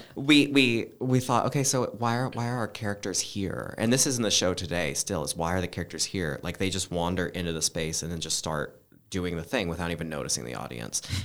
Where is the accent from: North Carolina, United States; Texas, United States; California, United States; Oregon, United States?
Oregon, United States; moved away; I grew up in Oregon